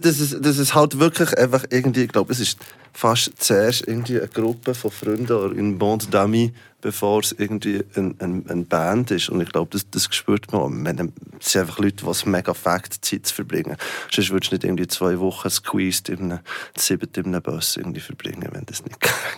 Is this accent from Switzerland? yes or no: yes; Switzerland; wir sind alle Schweizer